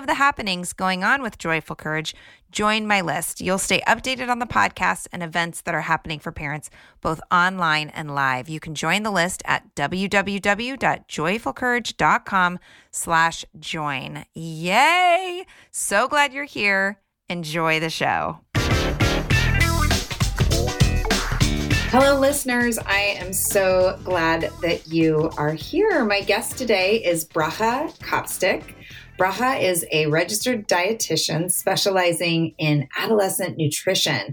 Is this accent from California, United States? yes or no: yes; Southern California, United States; I grew up in Southern California, at the beach